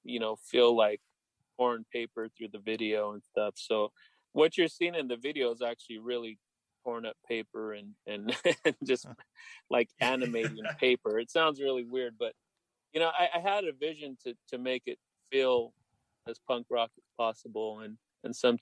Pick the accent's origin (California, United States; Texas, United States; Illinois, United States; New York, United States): California, United States; Salinas; also born or lived in Los Angeles; how I grew up here in Salinas